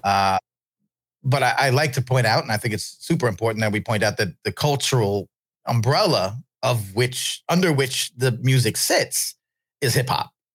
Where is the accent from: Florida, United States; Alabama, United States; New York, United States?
New York, United States; I'm from New York.